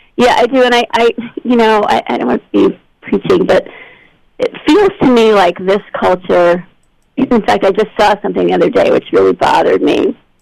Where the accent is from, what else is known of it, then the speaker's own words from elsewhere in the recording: Albany, New York, United States; moved away as an adult; also born or lived in Los Angeles / Massachusetts / France; I grew up in Albany, New York